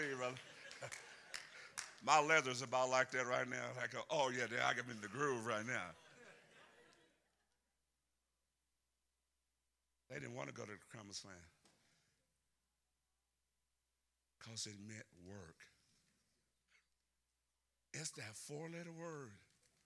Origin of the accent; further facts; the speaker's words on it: Deep South, United States; accent: Southern; I'm from the South, so I'm from the deep South, so I can talk Southern